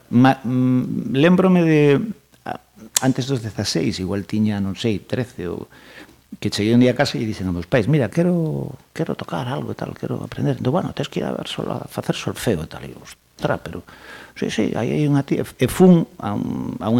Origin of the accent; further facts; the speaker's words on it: Pontevedra, Galicia, Spain; also born or lived in Luarca; Non somos do Burgo, somos de Lérez